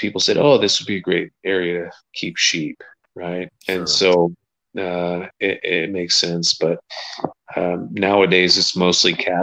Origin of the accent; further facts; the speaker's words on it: Scotland, United Kingdom; I'm Scottish